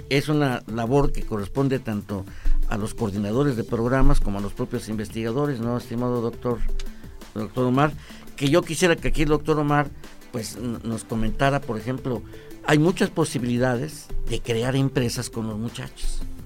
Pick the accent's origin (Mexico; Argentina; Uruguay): Mexico